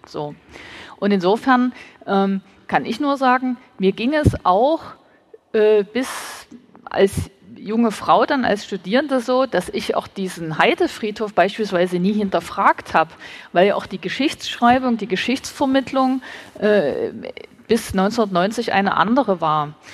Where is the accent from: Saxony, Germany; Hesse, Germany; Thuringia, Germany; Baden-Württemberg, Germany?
Saxony, Germany; Dresden; Ich bin gebürtige Dresdnerin. Als ich Kind war, war dieser Ort hier eine Wiese mit einem Ruin, also mit einem Steinhaufen als Mahnmal.